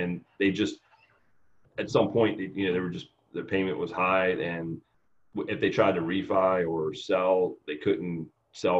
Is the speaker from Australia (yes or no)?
no; Newport News, Virginia, United States; I grew up in Newport News, Virginia, town down near Virginia Beach.